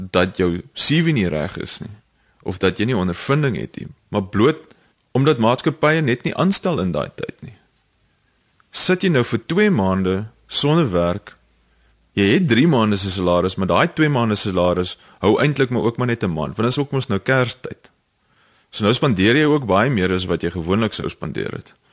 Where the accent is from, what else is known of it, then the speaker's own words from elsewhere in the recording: South Africa; ons mans in Suid-Afrika dog so groot geword